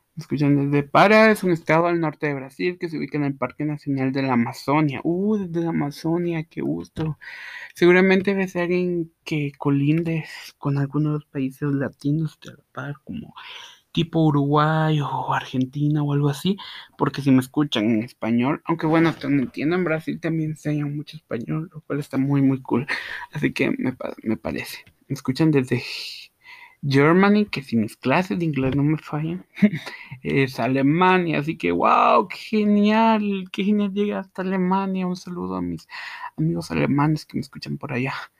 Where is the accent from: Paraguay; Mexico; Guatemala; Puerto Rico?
Guatemala; Yo soy de Guatemala, sí, Guatemala, la tierra de eterna primavera